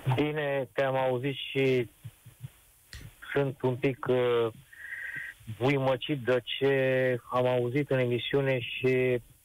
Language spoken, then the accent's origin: Romanian; Romania; noi ca români